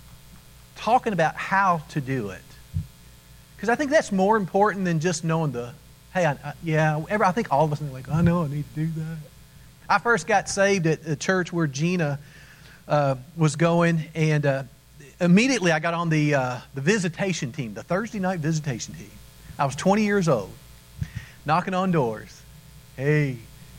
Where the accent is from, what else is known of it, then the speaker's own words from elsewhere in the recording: Kentucky, United States; We grew up in Kentucky.